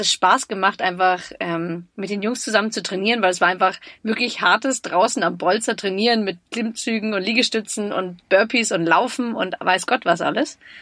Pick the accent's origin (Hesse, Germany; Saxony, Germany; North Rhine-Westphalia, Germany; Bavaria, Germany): Bavaria, Germany; Munich; als Münchnerin, ich bin in München geboren